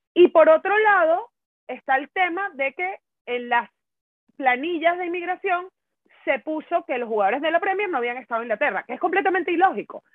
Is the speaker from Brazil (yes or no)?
yes; Brazil; yo como brasilera